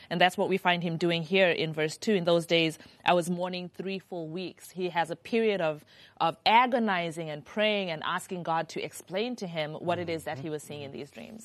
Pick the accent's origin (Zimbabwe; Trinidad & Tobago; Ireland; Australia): Zimbabwe; I'm from Zimbabwe